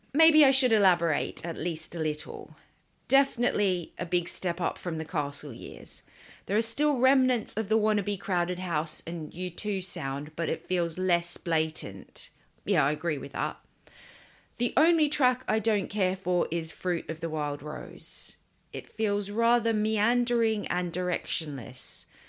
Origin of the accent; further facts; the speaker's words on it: Sydney, New South Wales, Australia; moved away; I grew up in Sydney